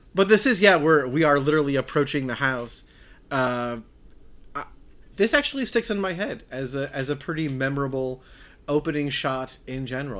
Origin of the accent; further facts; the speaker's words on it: Wisconsin, United States; I'm from Wisconsin